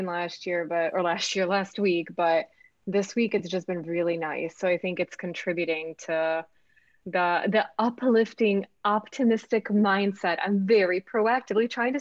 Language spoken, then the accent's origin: English; Belgrade, Serbia; also born or lived in United States; now in Argentina; I am originally from former Yugoslavia, from Serbia, born and raised in Belgrade, moved to the States in 92